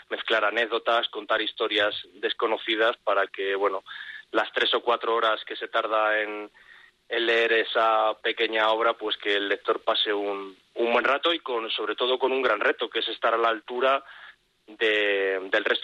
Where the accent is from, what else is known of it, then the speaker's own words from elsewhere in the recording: Alcázar de San Juan, Castilla-La Mancha, Spain; yo como buen manchego de Alcázar de San Juan, Ciudad Real